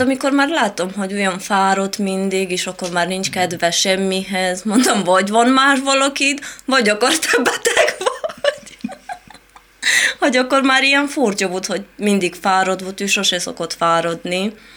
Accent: Moldavia, Romania; Hungarian is a second language; moved away as an adult; also born or lived in Italy; now in Hungary; Én Romániából a moldovai rész

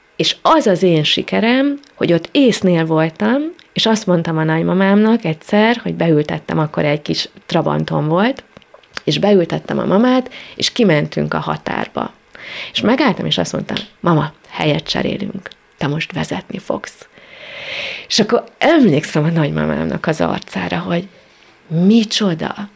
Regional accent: Great Hungarian Plain, Hungary; Most alföldiek vagyunk

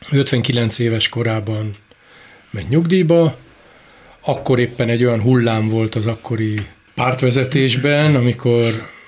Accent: Budapest, Hungary; végül is én Budapesten nőttem föl, belvárosi gyerek vagyok

